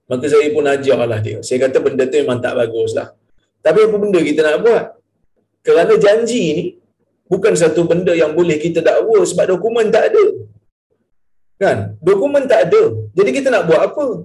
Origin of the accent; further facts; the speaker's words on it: Perlis, Malaysia; saya daripada Perlis saya datang ah, malam tu saya bermalam di Tanjung Malim